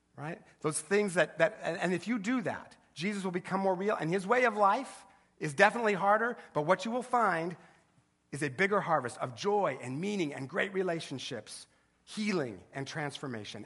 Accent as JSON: {"language": "English", "region": "Eastern Washington", "country": "United States", "said": "I'm from Eastern Washington"}